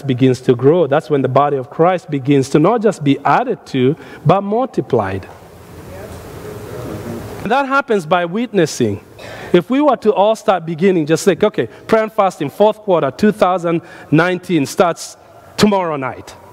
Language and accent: English; Nairobi, Kenya; now in United States; when I was growing up in Nairobi, we did something at our church in Nairobi as a young man